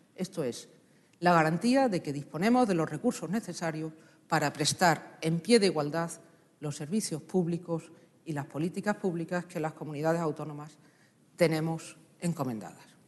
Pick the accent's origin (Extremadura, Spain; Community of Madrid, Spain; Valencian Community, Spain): Extremadura, Spain; como extremeña, como socialista extremeña